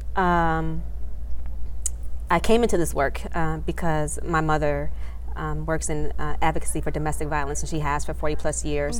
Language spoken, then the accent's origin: English; Detroit, Michigan, United States; also born or lived in Washington D.C. area; now in Washington D.C., United States; I practice in the Washington D.C. area, but I'm originally from Metro Detroit, Michigan.